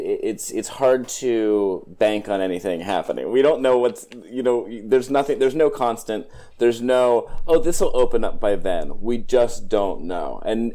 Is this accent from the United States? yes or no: yes; Pennsylvania, United States; I'm from Pennsylvania